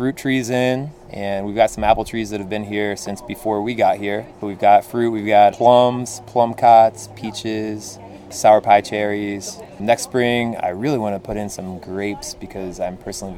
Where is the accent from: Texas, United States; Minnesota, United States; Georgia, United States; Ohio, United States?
Ohio, United States; Athens; growing up in Athens, I mean, there's a whole culture of the value of using local ingredients